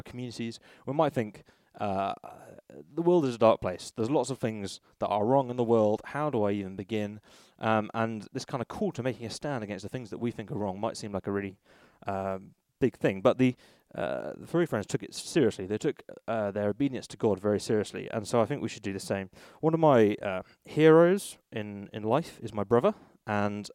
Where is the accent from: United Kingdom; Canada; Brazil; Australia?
United Kingdom; Bristol, South West England; When I was a teenager, I grew up in Bristol